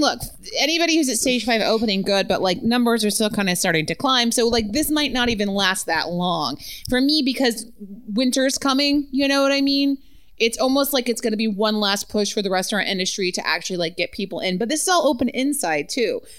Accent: Utah, United States; I was born in Utah

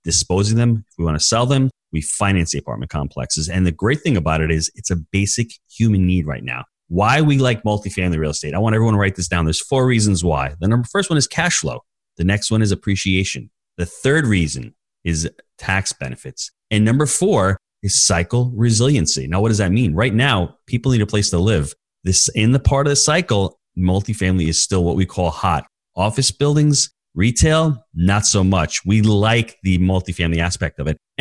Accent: New York, United States; moved away as an adult; now in St. Augustine, United States; I was born in New York, raised in New York like Dennis.

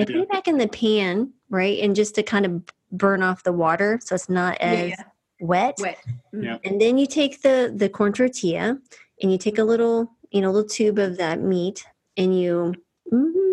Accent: New Mexico, United States; I grew up in New Mexico

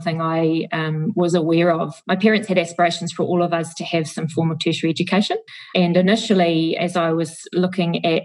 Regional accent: New Zealand; the small town I grew up in New Zealand

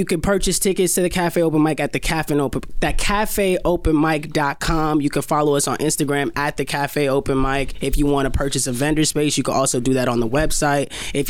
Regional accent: New York City, New York, United States; we both grew up in Queens.

